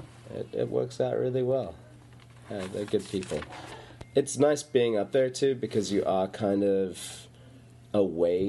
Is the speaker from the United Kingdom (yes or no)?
no; South Africa; now in Newport, United States; the bluntness comes from that South African bluntness